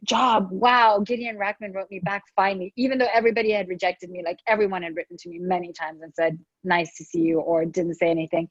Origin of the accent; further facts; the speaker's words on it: Dubai, United Arab Emirates; moved away; I grew up in Dubai